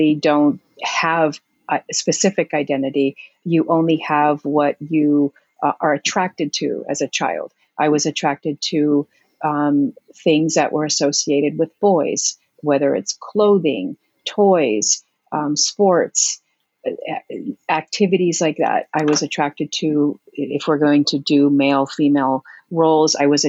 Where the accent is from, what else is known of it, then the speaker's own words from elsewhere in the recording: West Covina, California, United States; also born or lived in Heinola, Finland; I grew up in West Covina, California. I was born in Heinola, Finland, came here